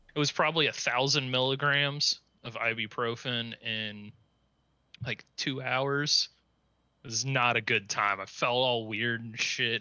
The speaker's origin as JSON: {"language": "English", "town": "Cincinnati", "region": "Ohio", "country": "United States", "tie": "born or raised there", "said": "I was, uh, born and raised in Cincinnati"}